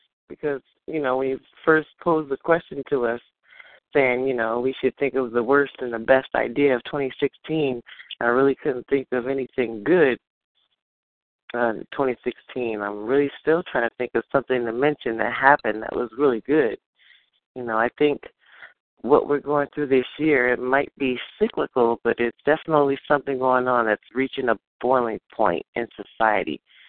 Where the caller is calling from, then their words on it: New York City, New York, United States; calling in from Manhattan.